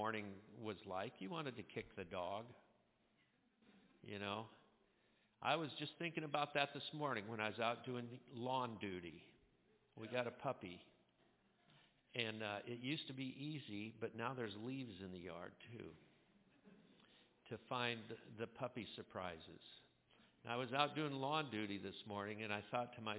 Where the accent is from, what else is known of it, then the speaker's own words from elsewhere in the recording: Scotland, United Kingdom; I'm Scottish